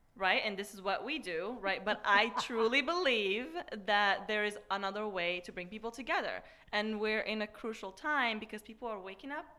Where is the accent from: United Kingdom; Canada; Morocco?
Morocco; Marrakesh, Marrakesh-Safi; moved away; I'm originally from Morocco, from Marrakesh.